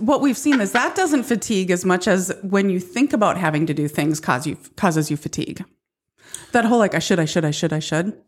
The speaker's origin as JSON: {"language": "English", "region": "Midwest", "country": "United States"}